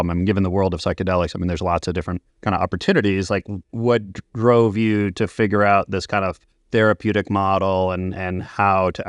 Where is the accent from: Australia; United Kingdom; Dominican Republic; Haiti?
United Kingdom; Scotland; moved away as an adult; also born or lived in Edinburgh; now in Canada; So, I'm actually originally from Scotland. So, I moved out to Canada